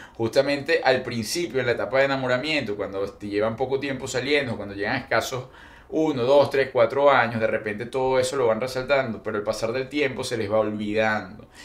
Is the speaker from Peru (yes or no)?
no; Venezuela; moved away as an adult; Venezuela la extraño muchísimo, muchísimo